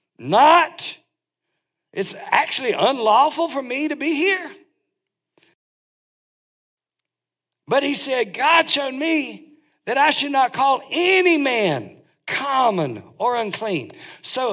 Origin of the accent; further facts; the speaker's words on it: North Carolina, United States; I'm from North Carolina